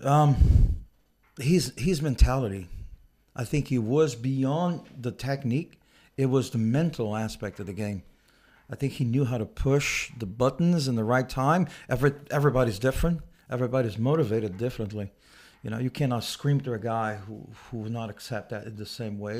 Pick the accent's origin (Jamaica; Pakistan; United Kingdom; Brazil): Brazil; Rio de Janeiro; moved away; I grew up in the South Zone of Rio